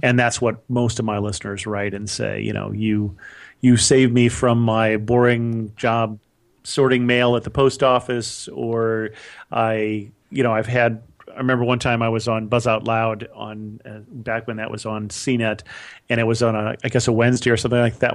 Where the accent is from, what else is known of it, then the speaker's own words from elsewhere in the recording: California, United States; also born or lived in Ohio / upstate New York; I really grew up in California